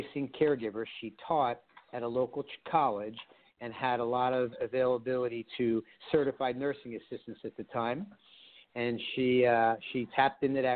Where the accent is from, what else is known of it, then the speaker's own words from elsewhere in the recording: Philadelphia, Pennsylvania, United States; also born or lived in Blue Bell, Pennsylvania; Born and raised in Philadelphia, moved out to the suburbs where I live right now in Bluebell, Pennsylvania